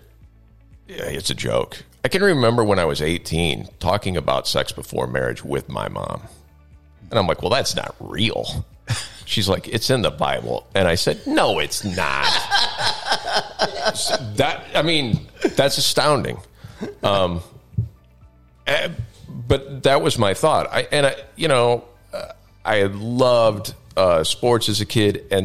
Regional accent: Knoxville, Illinois, United States; I grew up in Knoxville, Illinois, by Galesburg, if you're familiar with the area, small town, about 3,000 people.

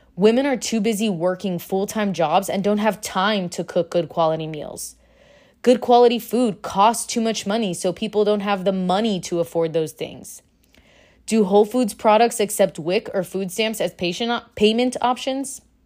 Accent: Miami, Florida, United States; moved away; I'm from Miami

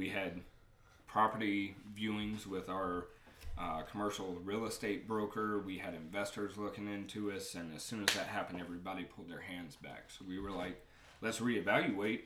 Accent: Raleigh, North Carolina, United States; I was born and raised right here in Raleigh at Rex Hospital.

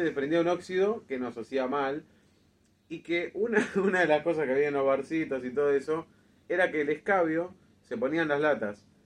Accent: Argentina; nosotros como argentinos

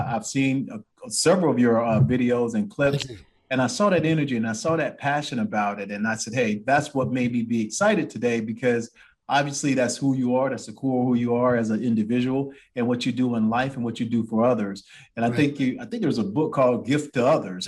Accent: Columbia, South Carolina, United States; I'm from Columbia, South Carolina

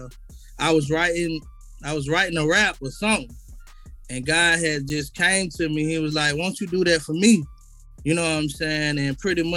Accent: Atlanta, Georgia, United States; I was born East Atlanta, Grady baby, you know what I'm saying? I was pretty much raised on the east side

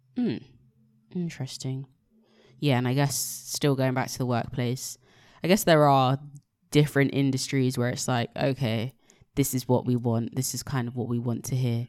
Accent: Nigeria; being Nigerian

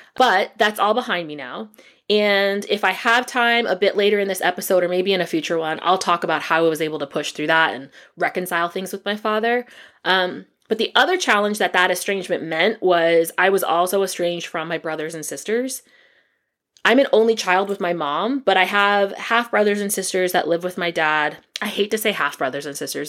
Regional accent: Allentown, Pennsylvania, United States; now in Atlanta, United States; I was born and raised in Allentown, Pennsylvania

